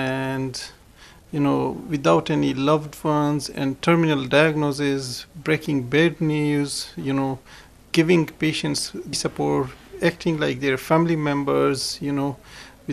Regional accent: Afghanistan; also born or lived in Pakistan; now in Ireland; We had well-established homes, we had very good lives in Afghanistan

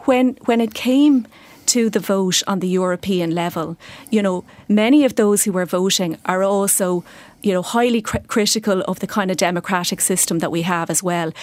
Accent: Ireland

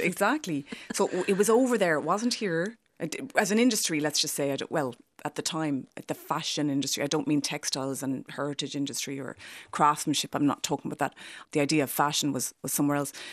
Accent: Ireland; also born or lived in London; you're being Irish

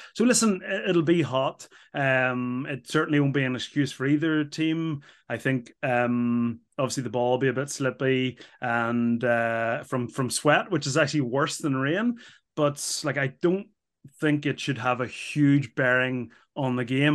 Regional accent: Ireland; as an Irish person

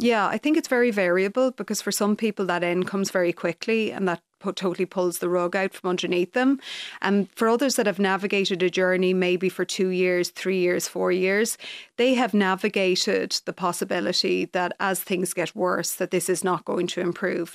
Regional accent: Leitrim, Connacht, Ireland; also born or lived in Galway / United States; we moved from Galway to Leitrim when I was two

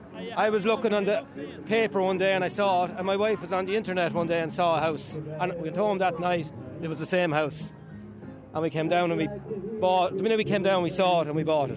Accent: Mullingar, Leinster, Ireland; moved away as an adult; now in Dunderry, Ireland; I'm originally from Mullingar.

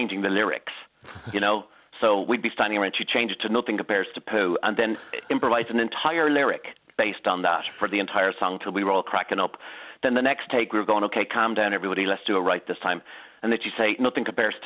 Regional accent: Dublin, Leinster, Ireland; I was growing up on Norcray George Street, and I was attending Frank Merriman's bel canto classes across the road

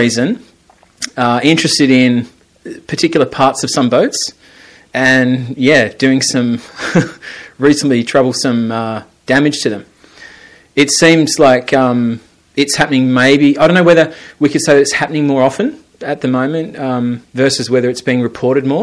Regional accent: South Australia, Australia; moved away as an adult; now in Ireland; when I grew up as a kid in South Australia, we have loads of white sharks

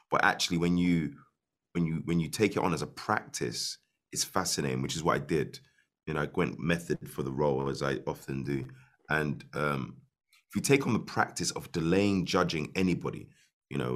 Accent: Ireland; I'm Irish

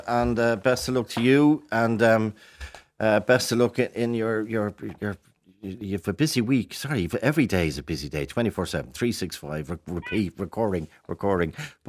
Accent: Ballyferm, Ireland; They used to, didn't they, when we were growing up in Ballyferm, but there was lots of chickens and hens.

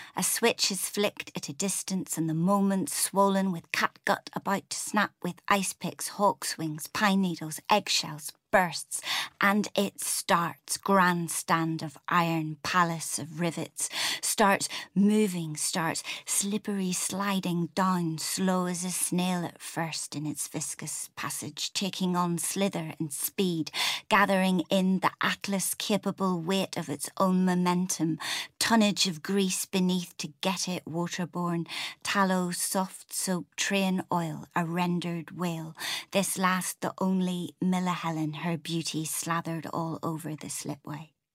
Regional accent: Northern Ireland, United Kingdom; moved away as an adult; also born or lived in Newcastle; now in England; I had my whole kinda Irish grandparents on the Falls Road in Belfast

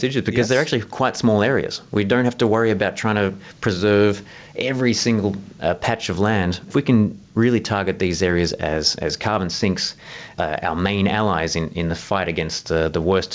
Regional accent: Southeast Australia, Australia; in Southeast Australia. That's actually where I'm from. You might have noticed from my accent.

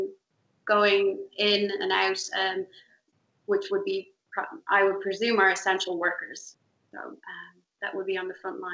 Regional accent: Dunboyne, County Meath, Ireland; now in New York, United States; Originally from Dunboyne, County Meath

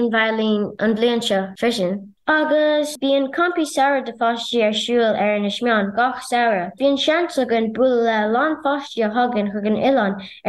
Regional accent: Inishmaan, Connacht, Ireland; I'm from Inishman. Inishmeon is one of the three Aran Islands.

